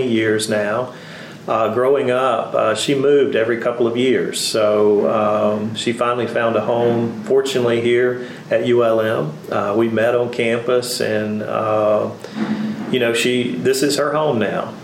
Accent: Winnsboro, Louisiana, United States; I grew up in a small rural town, 45 minutes from here

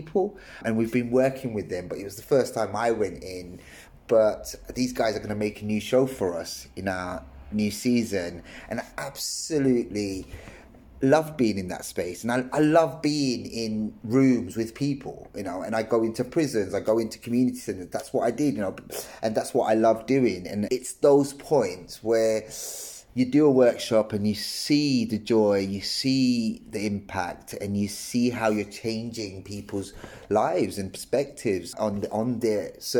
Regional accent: London, United Kingdom; moved away as an adult; I was in London, and I'm from London

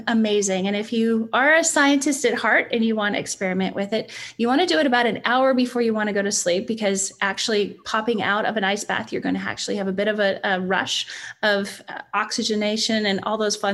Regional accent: Canada; moved away; As a Canadian

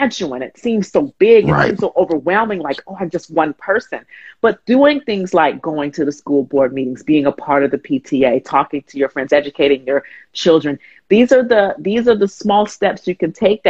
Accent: Huntsville, Alabama, United States; moved away as an adult; also born or lived in Atlanta; I grew up in Alabama, Huntsville, Alabama

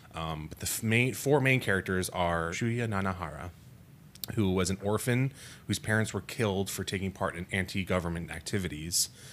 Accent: United States; being American citizens

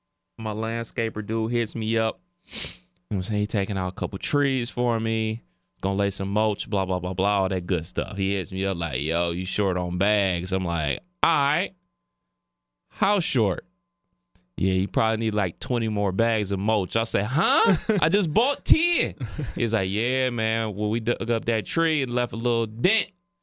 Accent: Cleveland, Ohio, United States; I'm from Cleveland.

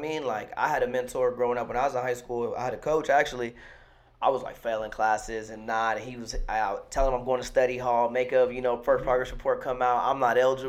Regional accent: Delano, California, United States; also born or lived in Bakersfield, California; growing up in Delano, right? So, like, I went to school in Bakersfield.

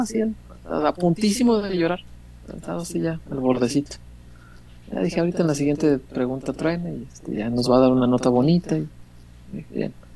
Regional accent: Mexico

